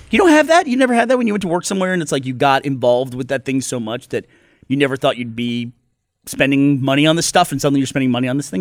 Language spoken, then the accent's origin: English; Houston, Texas, United States; I grew up in Houston.